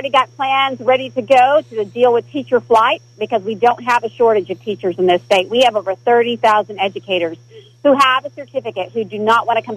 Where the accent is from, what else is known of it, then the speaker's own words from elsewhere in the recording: Broken Bow, Oklahoma, United States; I was born and raised in Broken Bow, Oklahoma